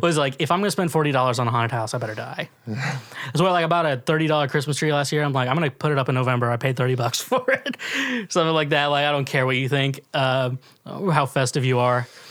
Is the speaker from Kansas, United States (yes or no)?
yes; Kansas City, Kansas, United States; now in Nashville, United States; I'm from Kansas City